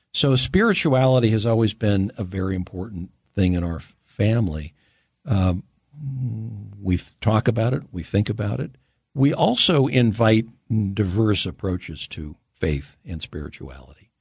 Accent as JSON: {"language": "English", "town": "Los Angeles", "region": "California", "country": "United States", "tie": "born or raised there", "said": "I grew up in California"}